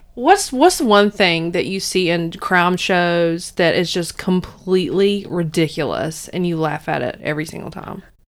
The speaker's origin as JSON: {"language": "English", "area": "Alamance County", "region": "North Carolina", "country": "United States", "tie": "born or raised there", "said": "I grew up in Alamance County."}